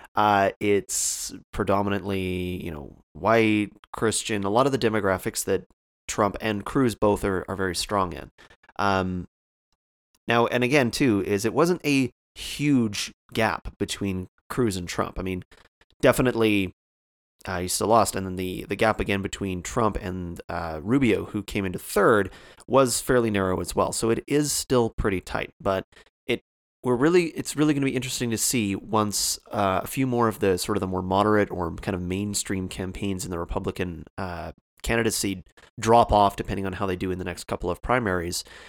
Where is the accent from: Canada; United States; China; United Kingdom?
Canada; I'm Canadian